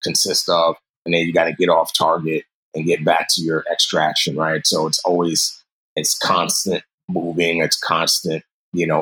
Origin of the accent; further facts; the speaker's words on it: New York City, New York, United States; also born or lived in Nigeria; My mother moved us to the States, grew up in New York City in the Bronx